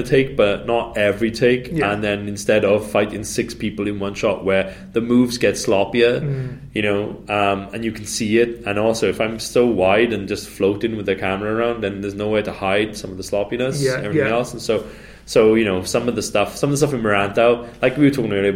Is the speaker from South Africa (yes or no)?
no; Wales, United Kingdom; moved away; also born or lived in Indonesia